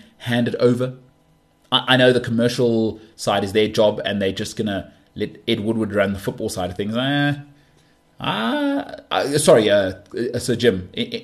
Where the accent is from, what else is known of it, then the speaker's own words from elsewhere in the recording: South Africa; I'm a South African